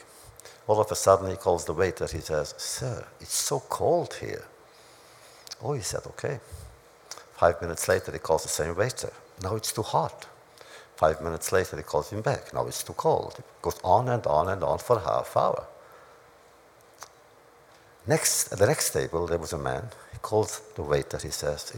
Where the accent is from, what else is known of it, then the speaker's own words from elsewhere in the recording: Romania; moved away; in my hometown, which was Hungary, Romania